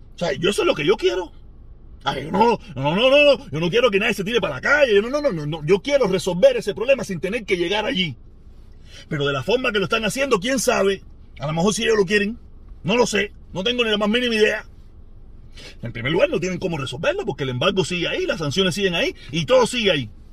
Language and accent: Spanish; Cuba; moved away; hace mucho tiempo que me fui de Cuba